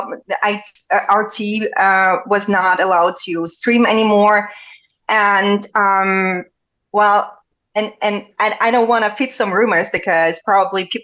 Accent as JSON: {"language": "English", "town": "Donetsk", "region": "Donetsk Oblast", "country": "Ukraine", "tie": "born or raised there", "also_born_or_lived": "Germany", "moved": "yes", "lives_now": "Russia", "said": "I'm actually from Donetsk, as you know. This is my hometown. I'm a Donetsk girl, but my mom still lives in Donetsk."}